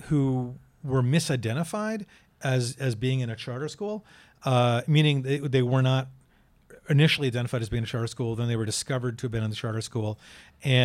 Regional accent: Amherst, Massachusetts, United States; also born or lived in New Jersey; in Amherst, you know, the town I grew up

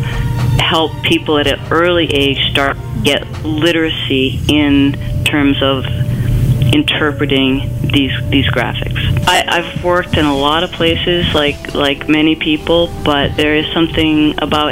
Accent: Maine, United States; also born or lived in Boston; I was born and raised in Maine

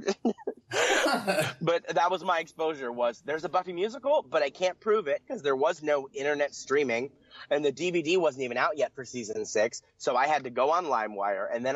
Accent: Pennsylvania, United States; I grew up in Pennsylvania

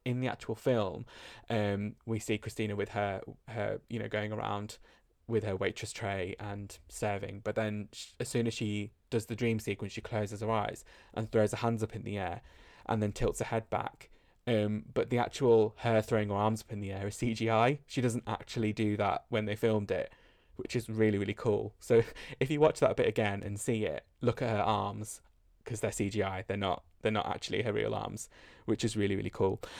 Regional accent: United Kingdom; accent: British; my British accent

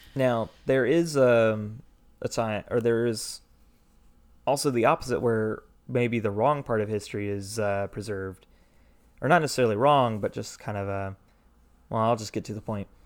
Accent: Milledgeville, Georgia, United States; I'm from Milledgeville

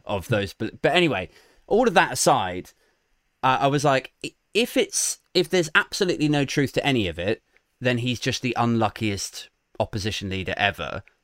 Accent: Maidenhead, South East England, United Kingdom; I'm from Maidenhead, which is like Theresa May's constituency.

